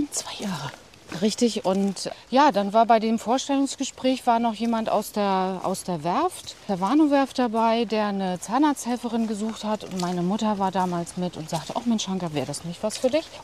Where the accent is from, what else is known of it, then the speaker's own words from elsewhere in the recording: Rostock, Mecklenburg-Vorpommern, Germany; ich komme aus Rostock und habe meine Ausbildung an der medizinischen Fachschule gemacht.